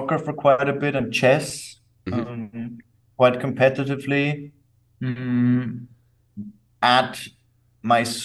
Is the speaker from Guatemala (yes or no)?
no; Salzburg, Austria; now in Vienna, Austria; I grew up in Salzburg, Austria, the center of Europe